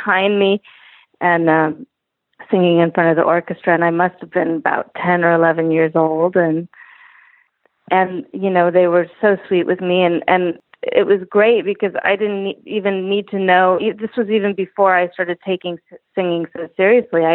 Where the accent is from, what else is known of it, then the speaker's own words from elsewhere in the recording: Los Angeles, California, United States; I grew up in Los Angeles, surrounded by a lot of other entertainers